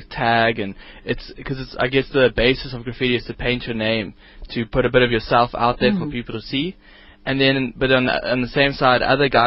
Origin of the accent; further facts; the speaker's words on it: Johannesburg, Gauteng, South Africa; my hometown of Johannesburg